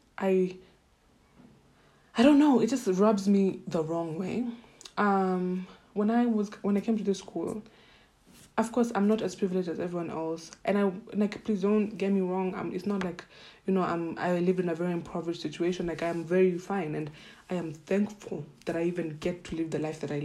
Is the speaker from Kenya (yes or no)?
yes; Kenya; first language Swahili; English is a second language; moved away; I was just a Kenyan person, and I lived in life, and I lived in Kenya